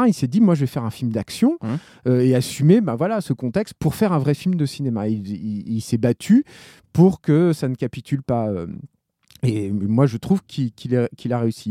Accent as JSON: {"language": "French", "country": "France", "said": "en tant que Français"}